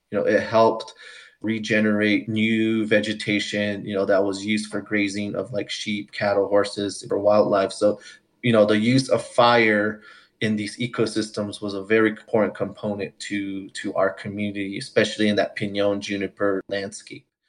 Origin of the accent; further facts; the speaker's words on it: Santo Domingo Pueblo, New Mexico, United States; now in Longmont, United States; I come from the Santo Domingo Pueblo community in north central New Mexico. I currently live in northern Colorado in the town of Longmont